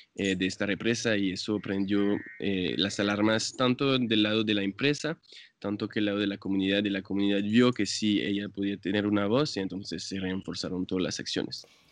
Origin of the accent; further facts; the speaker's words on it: France; Spanish is a second language; moved away as an adult; now in San Francisco, Colombia; yo soy eh, francés, pero ya llevo 10 años en Colombia.